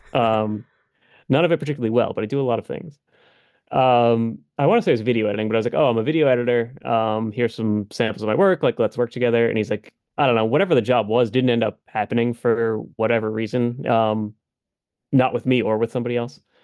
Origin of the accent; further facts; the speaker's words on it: Massachusetts, United States; We're both from Massachusetts